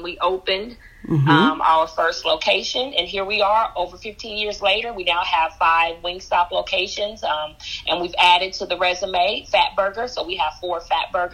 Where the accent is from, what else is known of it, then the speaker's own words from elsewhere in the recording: Bakersfield, California, United States; moved away as an adult; I grew up in Bakersfield